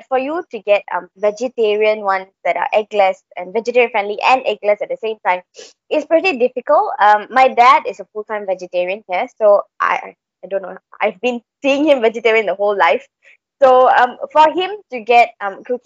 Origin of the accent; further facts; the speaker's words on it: Malaysia; We are eventually Malaysians.